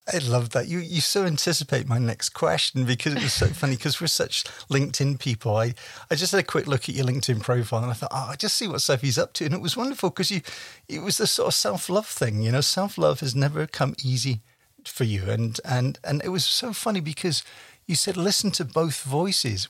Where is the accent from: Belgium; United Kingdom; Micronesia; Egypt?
United Kingdom; now in Canada; we're both British